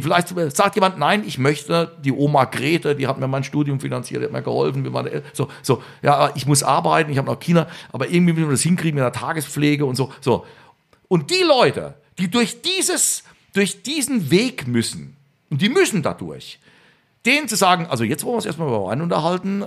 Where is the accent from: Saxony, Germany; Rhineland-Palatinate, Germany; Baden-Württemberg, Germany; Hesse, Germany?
Rhineland-Palatinate, Germany; born or raised there